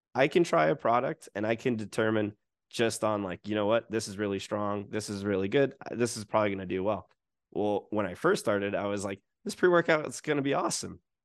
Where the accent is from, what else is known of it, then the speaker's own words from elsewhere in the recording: United States; now in Japan; as an American